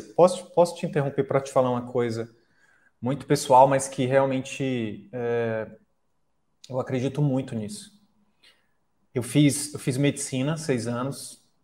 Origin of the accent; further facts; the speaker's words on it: Picos, Piauí, Brazil; moved away; eu vou voltar para o interior do Piauí, eu sou de Picos